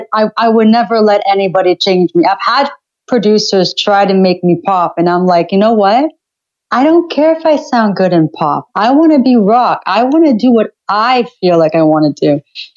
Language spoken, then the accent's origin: English; Ottawa, Ontario, Canada; I've been here my entire life.